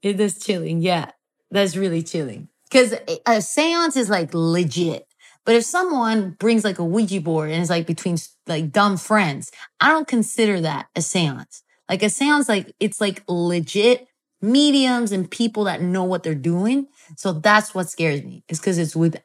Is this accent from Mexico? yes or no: yes; Mexico; I come from Mexico